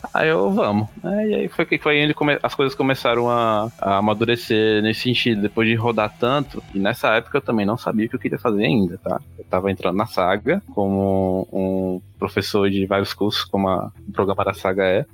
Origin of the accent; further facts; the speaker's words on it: Aracaju, Sergipe, Brazil; moved away as an adult; now in São Paulo, Brazil; eu sou de Aracaju, Sergipe, nasci lá, fiquei lá até os 22 anos. E aí eu vim pra São Paulo.